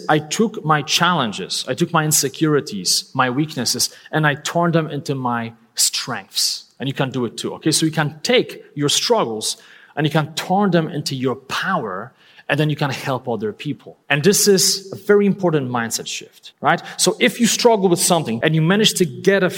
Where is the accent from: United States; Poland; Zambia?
Poland; English is a second language; moved away; I'm not a native English speaker. I'm originally from Poland.